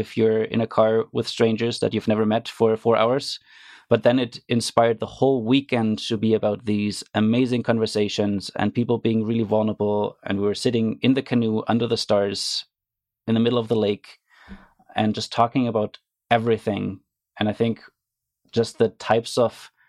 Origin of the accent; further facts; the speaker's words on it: Germany; moved away as an adult; now in Canada; I grew up in Germany